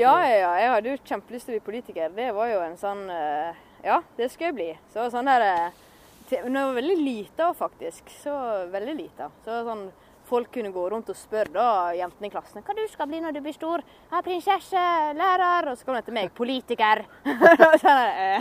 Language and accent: Norwegian; Håndalen, Sogn og Fjordane, Vestland, Norway; Jeg er fortsatt fra Håndalen, og jeg er fortsatt fra Sogn og Fjordane.